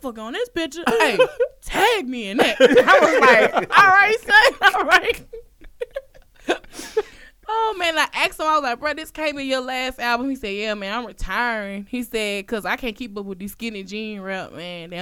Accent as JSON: {"language": "English", "town": "Alexandria", "region": "Louisiana", "country": "United States", "said": "I'm from Alexandria, Louisiana"}